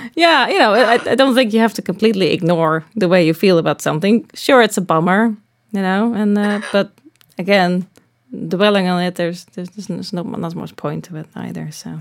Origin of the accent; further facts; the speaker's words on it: Netherlands; moved away as an adult; now in Los Angeles, United States; I'm from the Netherlands